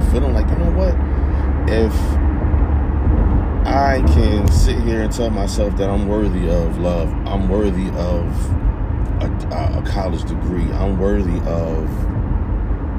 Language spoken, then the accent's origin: English; East Orange, New Jersey, United States; I come from East Orange, New Jersey